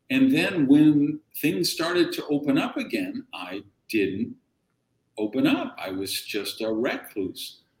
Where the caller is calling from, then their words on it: Miami, Florida, United States; Yeah, Miami. Miami.